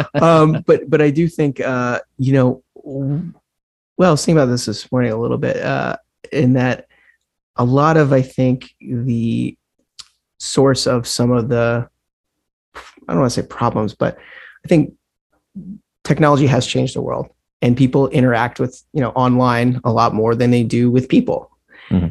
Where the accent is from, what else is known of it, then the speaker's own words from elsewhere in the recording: Mercer Island, Washington, United States; also born or lived in Fort Lauderdale, Florida / New York City; now in Stockbridge, United States; I grew up just outside of Seattle in a small, well, small, I don't want to use the word small town because that means something else in the Berkshires, but yeah, yeah. you know, small compared to Seattle